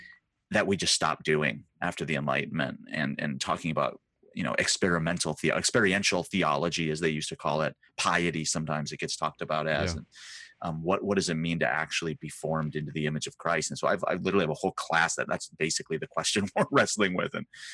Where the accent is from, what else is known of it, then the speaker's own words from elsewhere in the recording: Midwest, United States; It's actually one of the few places in Southern California that reminds me of where I'm from the Midwest